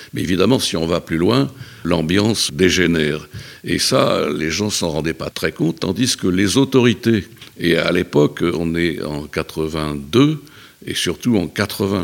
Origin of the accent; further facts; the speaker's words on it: Brive-la-Gaillarde, Nouvelle-Aquitaine, France; je suis natif euh, de Brive-la-Gaillarde. J'y ai fait mes études jusqu'au lycée